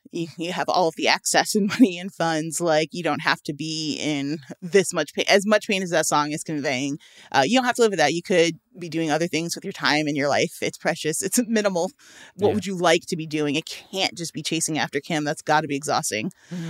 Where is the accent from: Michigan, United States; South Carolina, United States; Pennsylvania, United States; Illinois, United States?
Illinois, United States; Chicago; I'm from Chicago, one of the most politically corrupt places in the world.